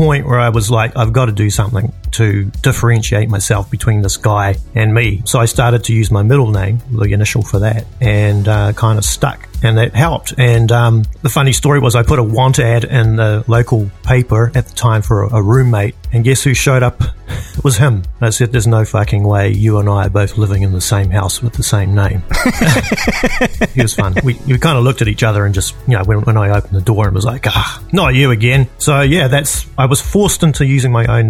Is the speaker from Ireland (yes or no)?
no; New Zealand; moved away as an adult; also born or lived in Edmonton, Canada; now in New York City, United States; I was born and raised in New Zealand